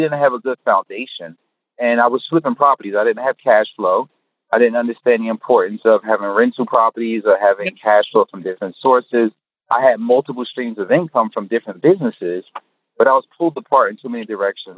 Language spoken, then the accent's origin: English; North New Jersey, United States; I'm born and raised in North New Jersey